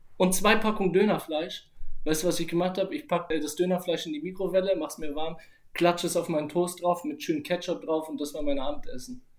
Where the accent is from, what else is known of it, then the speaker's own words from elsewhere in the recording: Nuremberg, Bavaria, Germany; habe ich natürlich früher mit meiner Mutter gelebt mhm. und äh, meinem Stiefvater und meinem Bruder. Genau in der Hut bei LW471 in Langwasser.